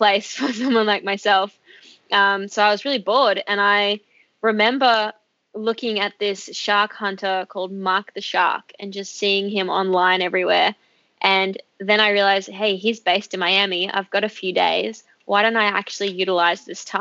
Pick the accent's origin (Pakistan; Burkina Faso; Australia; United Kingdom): Australia; I'm Australian